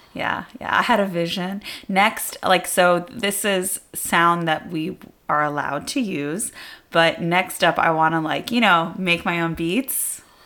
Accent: United States; also born or lived in Canada; I'm American

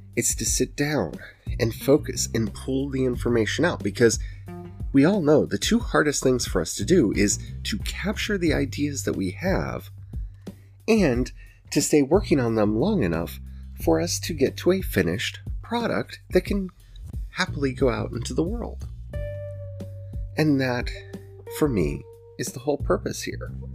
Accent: the Ozarks, United States; I'm from the Ozarks and y'all know that because my accent comes out and I say y'all all the time

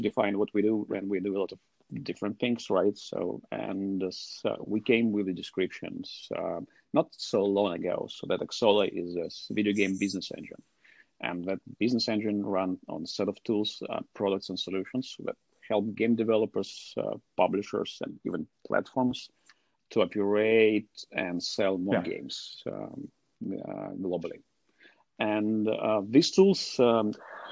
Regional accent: Russia; I'm from Russia

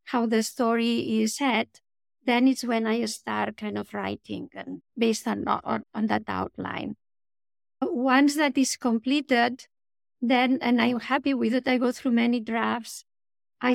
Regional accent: Spain; I grew up in Spain, and it was very nice in the sense that I had a big family, a lot of cousins

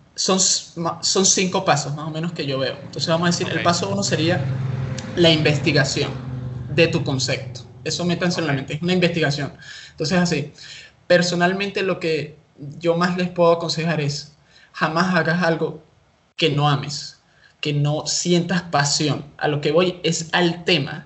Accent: Caracas, Capital District, Venezuela; soy de Venezuela, Caracas

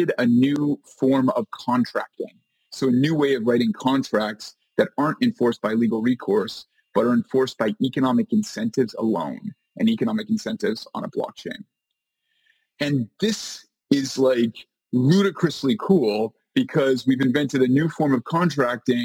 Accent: Canada; moved away as an adult; now in New York City, United States; I am a Canadian. I'm Canadian

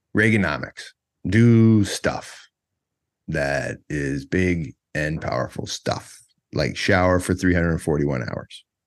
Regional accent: United States; moved away; also born or lived in Georgia; I'm an American

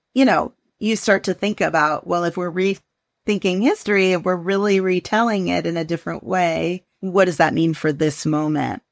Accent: the Northwest, Pacific Northwest, United States; I am, was born and raised in the Northwest

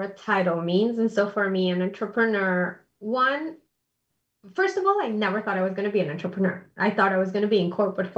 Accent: Bogotá, Colombia; moved away as an adult; also born or lived in New York City, United States; now in Indianapolis, United States; I'm originally from Colombia, born and raised in Bogota.

